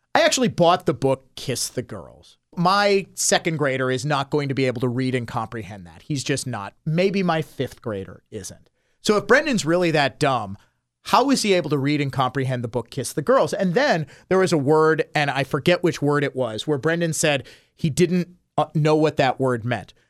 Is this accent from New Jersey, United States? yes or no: no; Milwaukee, Wisconsin, United States; growing up in the Milwaukee area